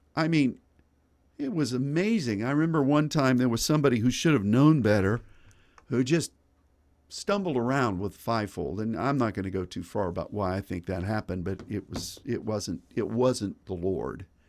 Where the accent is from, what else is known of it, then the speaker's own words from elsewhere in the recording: United States; as an American